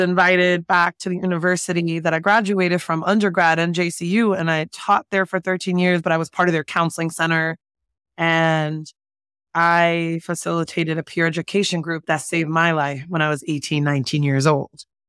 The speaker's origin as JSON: {"language": "English", "town": "Jersey City", "region": "New Jersey", "country": "United States", "tie": "born or raised there", "also_born_or_lived": "San Francisco Bay Area", "moved": "as an adult", "said": "I was raised in Jersey City, New Jersey"}